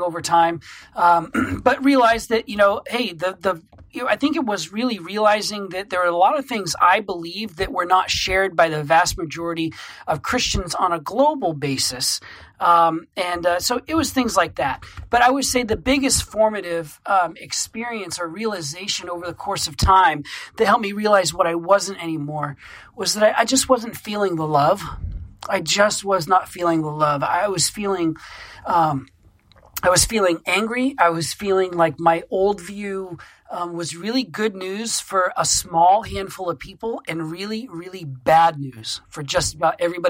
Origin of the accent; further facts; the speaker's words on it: Maine, United States; when I came back to my home state of Maine from seminary a few years ago